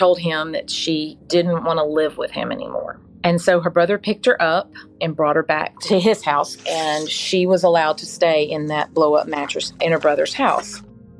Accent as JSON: {"language": "English", "town": "Mobile", "region": "Alabama", "country": "United States", "tie": "born or raised there", "said": "I was born and raised here in Mobile."}